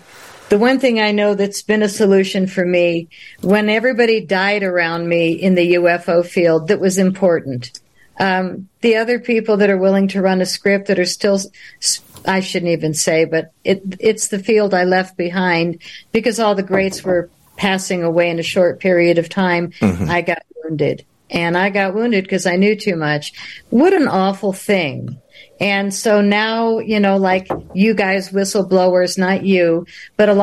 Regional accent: Boulder, Colorado, United States; I'm a girl from Boulder

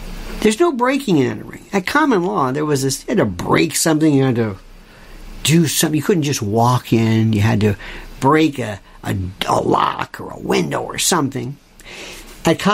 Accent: Florida, United States; I'm from Florida

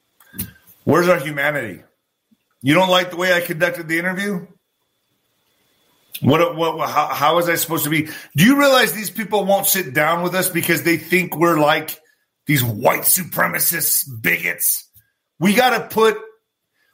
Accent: El Paso, Texas, United States; also born or lived in Ciudad Juarez, Mexico; I was born in El Paso, Texas, but I was also raised in Ciudad Juarez. I came back and forth.

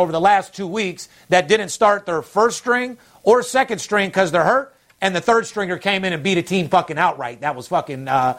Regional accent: Las Vegas, Nevada, United States; I'm third generation born and raised in Las Vegas.

